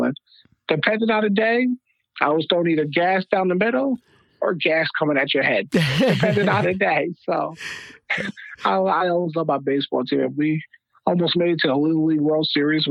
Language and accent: English; Avenel, New Jersey, United States; I'm from Avenel, New Jersey. It's a part of Woodbridge Township. I've been here since I grew up.